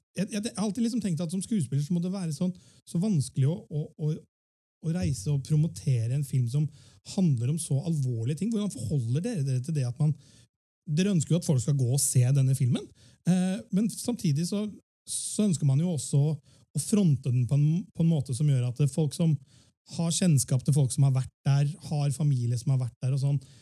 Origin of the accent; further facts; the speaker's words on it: Fredrikstad, Østfold, Norway; Vi som er født og oppvokst her på Østlandet Jeg er jo selv fra Fredrikstad